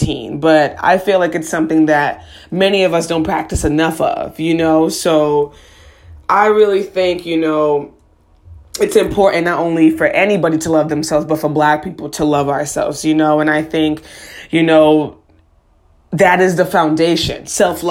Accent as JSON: {"language": "English", "town": "Boston", "region": "Massachusetts", "country": "United States", "tie": "born or raised there", "said": "I was born and raised in Boston, Massachusetts"}